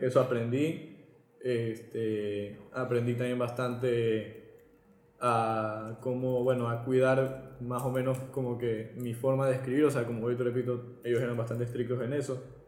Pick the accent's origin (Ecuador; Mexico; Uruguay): Ecuador; moved away as an adult; now in Spain; siendo un ecuatoriano